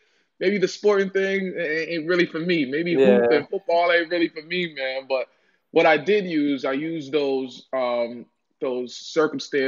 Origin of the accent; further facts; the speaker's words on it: Boston, Massachusetts, United States; I'm from Boston, Mass